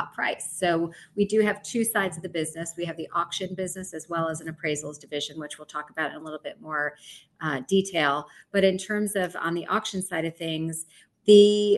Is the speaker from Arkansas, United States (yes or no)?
no; Chicago, Illinois, United States; moved away as an adult; also born or lived in New York; decided to move back to Chicago, where I'm originally from.